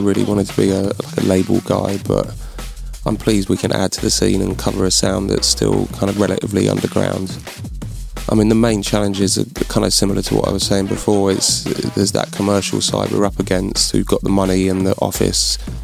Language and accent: English; London, United Kingdom; moved away as an adult; now in Bristol, United Kingdom